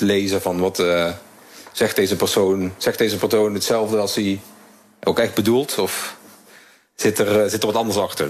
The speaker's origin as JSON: {"language": "Dutch", "region": "Limburg", "country": "Netherlands", "moved": "as an adult", "lives_now": "Singapore", "said": "Ik kom natuurlijk uit Limburg, waar we wat minder direct zijn."}